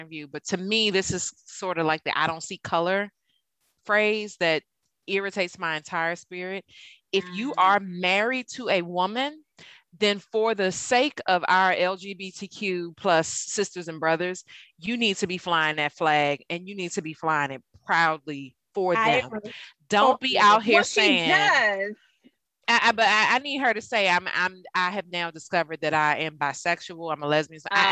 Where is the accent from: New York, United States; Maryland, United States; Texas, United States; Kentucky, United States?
Maryland, United States; Prince George's County; I'm from Prince George's and I do not say Merlin